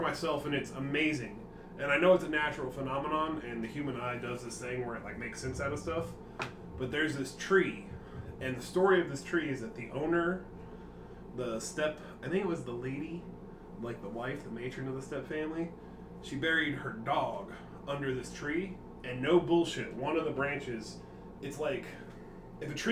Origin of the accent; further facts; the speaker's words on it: Indiana, United States; moved away; I'm from Indiana.